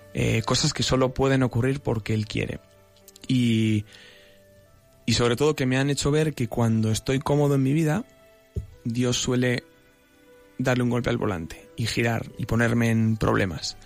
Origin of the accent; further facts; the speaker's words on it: Salamanca, Castile and León, Spain; moved away as an adult; now in Madrid, Spain; soy natural de Salamanca, que es una tierra preciosa, pero llevo ya unos cuantos aquí afincado en Madrid